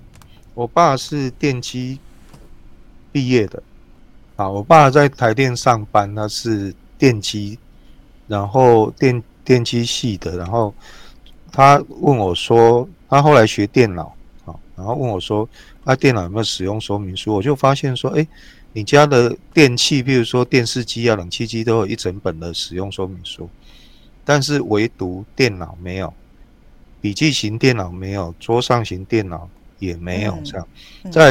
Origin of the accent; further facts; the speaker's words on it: Taiwan; 我们台湾人每年读几本书这个概念